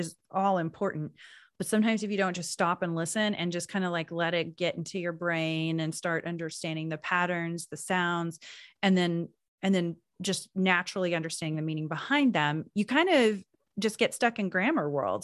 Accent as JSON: {"language": "English", "region": "Oklahoma", "country": "United States", "tie": "born or raised there", "moved": "as an adult", "said": "I moved away from Oklahoma, um, when I was in my twenties"}